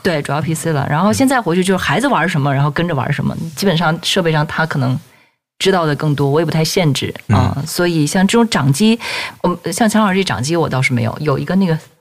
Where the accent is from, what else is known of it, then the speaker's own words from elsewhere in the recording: Northeast China, China; 我老家是东北的。然后东北那个地方呢，嗯，那个时候正常晚上天黑的也比较早